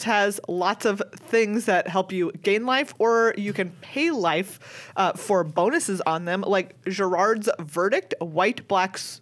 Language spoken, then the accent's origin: English; Minnesota, United States; being a Minnesotan